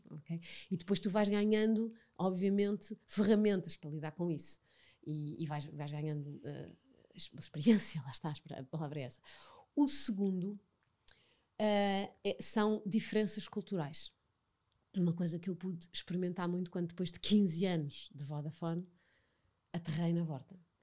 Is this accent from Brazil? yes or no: no; Portugal; nascemos em Portugal, vivemos em Portugal, portanto, fazemos parte da cultura portuguesa